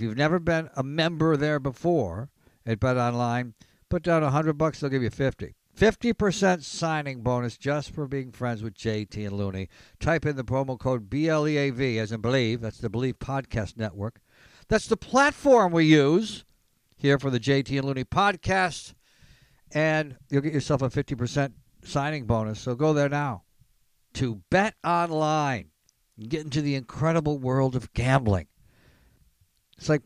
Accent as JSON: {"language": "English", "town": "Elmira", "region": "New York", "country": "United States", "tie": "born or raised there", "said": "I am from Elmira, New York. Shout out to the 607."}